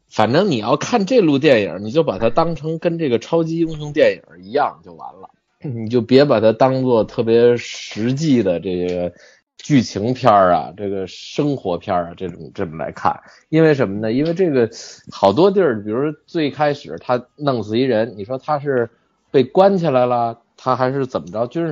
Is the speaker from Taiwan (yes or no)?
no; China; 什么感觉作为一个中国人有多骄傲，我还真没骄傲起来。